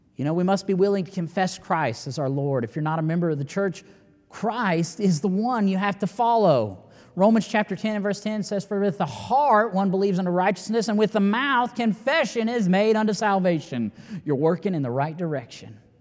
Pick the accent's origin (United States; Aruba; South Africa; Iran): United States; I'm an American as well